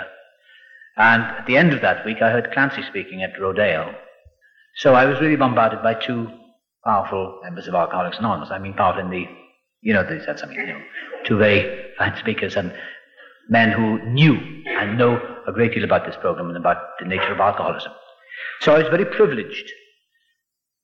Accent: Wales, United Kingdom; also born or lived in Los Angeles, California; now in England; I was born across the water in Wales. I'm Welsh

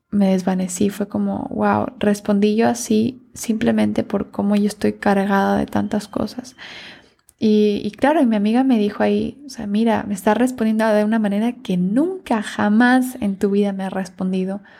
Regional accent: Ecuador; moved away; Por esa razón yo me mudé de, del Ecuador

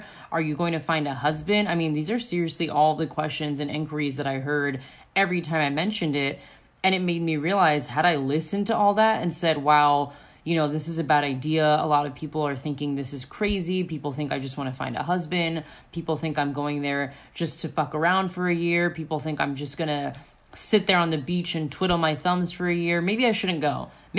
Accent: Florida, United States; I come from Florida. Like, I didn't grow up in a super privileged neighborhood or anything.

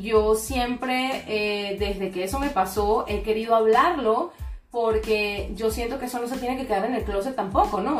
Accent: Venezuela; now in Panama; tanto en mi país, en Venezuela, como acá en Panamá

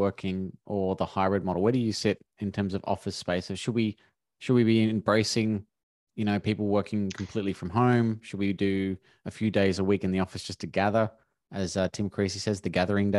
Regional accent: Melbourne, Victoria, Australia; I'm from Melbourne

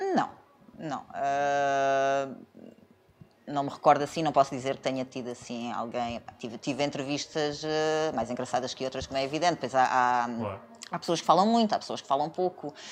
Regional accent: Setúbal, Portugal; moved away as an adult; also born or lived in Lisbon; now in Algarve, Portugal; sou de Setúbal.

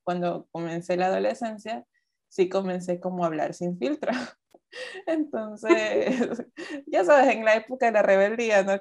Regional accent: Ecuador; nací aquí en Ecuador, yo soy de Ecuador, trabajo en Ecuador, vivo en Ecuador

